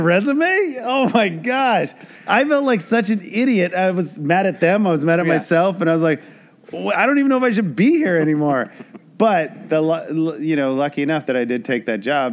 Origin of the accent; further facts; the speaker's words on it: Traverse City, Michigan, United States; moved away as an adult; now in Los Angeles, United States; I moved out here with a buddy who graduated from Michigan State that I grew up with in Traverse City